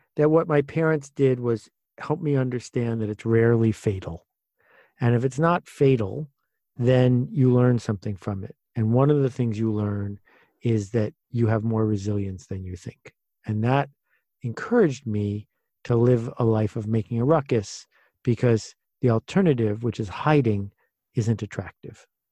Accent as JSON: {"language": "English", "town": "Buffalo", "region": "New York", "country": "United States", "tie": "born or raised there", "said": "I grew up in a town called Buffalo, which people think is near New York, but it's actually near Chicago, at least culturally"}